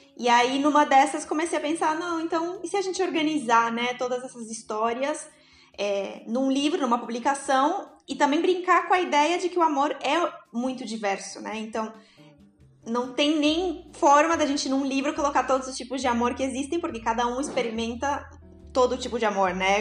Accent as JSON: {"language": "Portuguese", "region": "São Paulo", "country": "Brazil", "tie": "born or raised there", "moved": "as an adult", "lives_now": "Uruguay", "said": "eu vivo no Uruguai, como os, os meninos comentaram, vai fazer já sete anos que eu estou aqui. Mas né, eu sou natural de São Paulo, na realidade"}